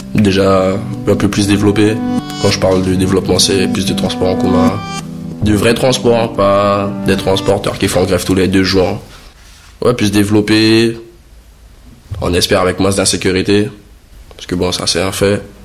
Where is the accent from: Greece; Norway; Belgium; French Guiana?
French Guiana; moved away as an adult; now in Montpellier, France; La Guyane, c'est bien, bon, ça reste mon pays natal.